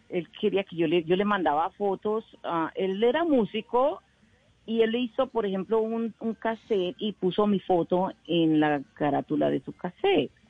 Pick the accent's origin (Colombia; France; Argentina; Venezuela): Colombia; Medellín, Antioquia; born there; A ver, por accidente nací en Medellín porque mi mamá era paisa y mi papá era isleño, San Andrésano, Entonces, como mi hermana mayor nació en San Andrés, pues mi mamá quería que la segunda naciera en Medellín